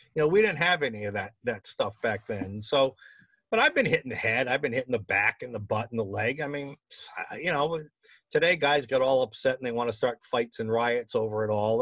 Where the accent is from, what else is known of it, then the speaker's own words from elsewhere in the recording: Boston, Massachusetts, United States; my hometown team